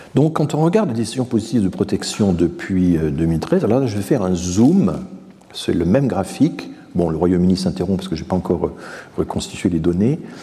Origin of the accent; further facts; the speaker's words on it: Strasbourg, Grand Est, France; je suis strasbourgeois